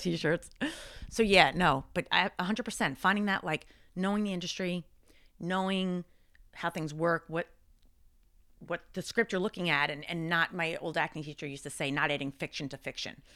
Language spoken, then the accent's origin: English; Long Island, New York, United States; I grew up, I grew up in Long Island